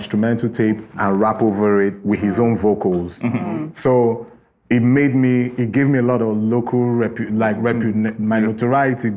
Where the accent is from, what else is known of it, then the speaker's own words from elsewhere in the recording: Enugu, Enugu State, Nigeria; I grew up in the Southeast, in Enugu specifically